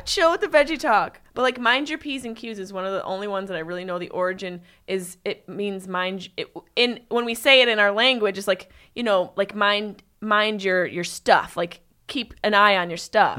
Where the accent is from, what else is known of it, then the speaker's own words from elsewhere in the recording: Syracuse, New York, United States; I am from upstate New York, Syracuse.